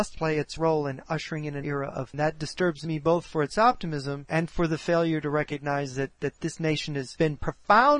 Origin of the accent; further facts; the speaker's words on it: United States; as an American